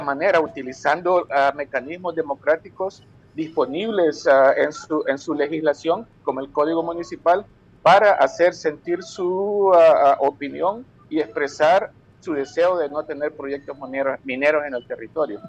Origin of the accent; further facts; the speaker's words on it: El Salvador; nosotros como salvadoreños